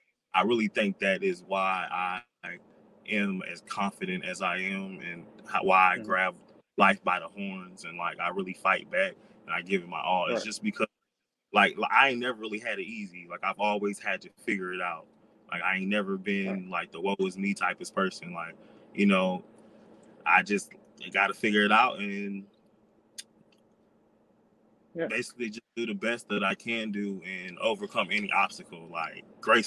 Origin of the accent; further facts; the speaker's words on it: Florida, United States; also born or lived in South Carolina; I was raised in South Carolina on and off, mm-hmm. but I'm from Florida and I've lived in like 12 different states.